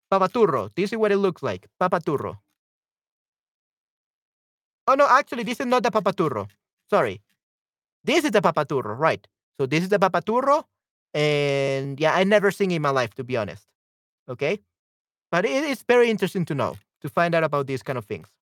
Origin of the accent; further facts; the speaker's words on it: El Salvador; El papaturro es una fruta rica que tiene buen sabor y se da solo en mi tierra, en mi lindo El Salvador.